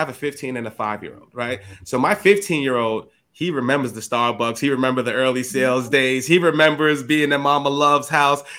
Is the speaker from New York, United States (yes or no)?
yes; New York City, New York, United States; I'm from the hood. I'm from the Bronx